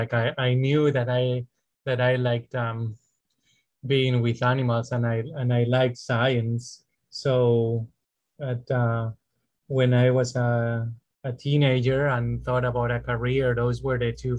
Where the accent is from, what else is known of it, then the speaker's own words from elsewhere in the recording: Spain; moved away as an adult; now in United States; I'm originally from Spain, and I worked in Spain in private practice